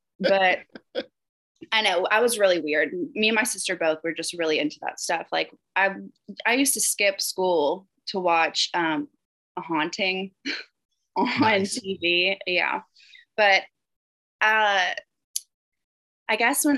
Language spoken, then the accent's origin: English; the South, United States; And I do still say y'all, and I feel like maybe that's the only way you would know I was from the South.